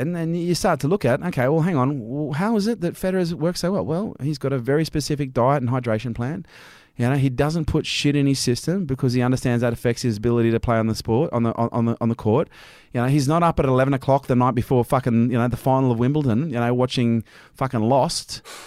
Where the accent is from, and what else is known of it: Australia